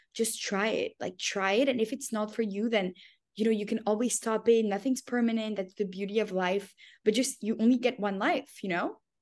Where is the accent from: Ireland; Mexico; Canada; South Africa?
Canada; moved away as an adult; also born or lived in Paris, France / Tel Aviv, Israel / New York, United States; I was born in Paris. I grew up in Canada.